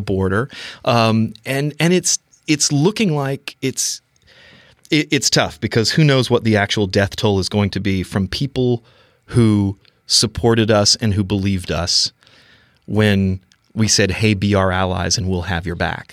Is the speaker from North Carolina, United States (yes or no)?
yes; North Carolina, United States; growing up in North Carolina